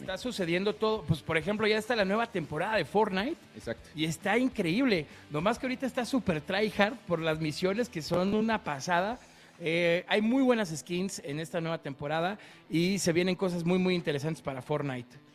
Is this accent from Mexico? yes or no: yes; Guadalajara, Jalisco, Mexico; yo soy de Guanatos